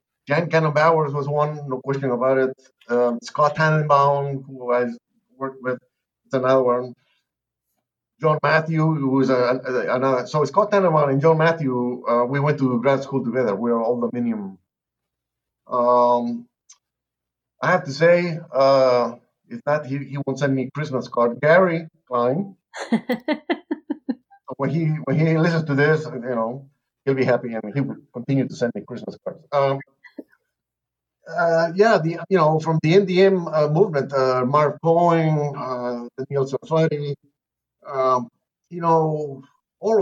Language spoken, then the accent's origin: English; Lima, Peru; moved away as an adult; also born or lived in Nebraska; now in Texas, United States; this accent is not from Texas. I'm from Lima, Peru. I've been here 45 years